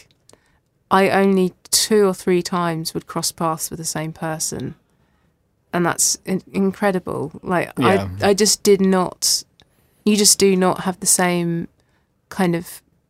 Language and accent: English; Lewes, South East England, United Kingdom; moved away as an adult; also born or lived in Belfast; I grew up in Lewes, but Brighton's 10 minutes away on the train